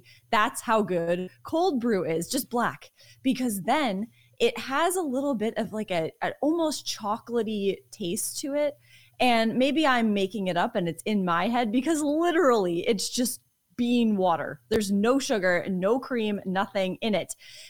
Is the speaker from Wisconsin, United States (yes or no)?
no; Connecticut, United States; I was born and raised in Connecticut. So I feel like this is a very important day for the state of Connecticut